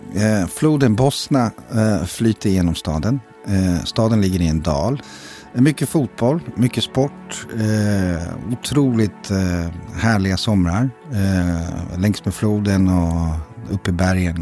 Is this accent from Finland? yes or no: no; Zenica, Federation of Bosnia and Herzegovina, Bosnia & Herzegovina; now in Sweden; Jag kommer från Zenica som är i centrala Bosnien